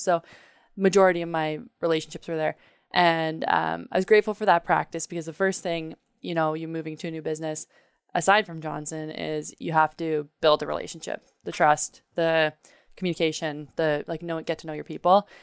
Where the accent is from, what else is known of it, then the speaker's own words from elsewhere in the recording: Canada; growing up in Canada